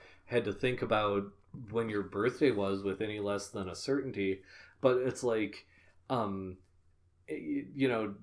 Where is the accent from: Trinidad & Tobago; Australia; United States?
United States; being American myself